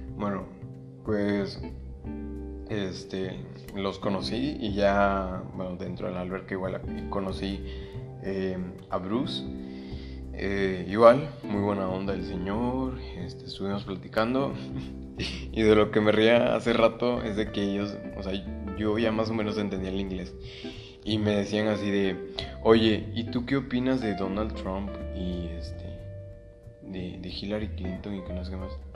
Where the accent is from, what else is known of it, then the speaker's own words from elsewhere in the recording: Mexico; yo soy de México